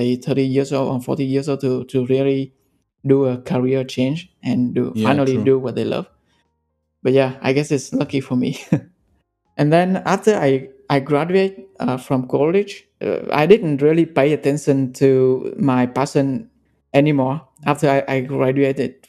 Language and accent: English; Vietnam; moved away as an adult; also born or lived in Ho Chi Minh City, Vietnam / Singapore; I grew up in Vietnam and studied in Ho Chi Minh City.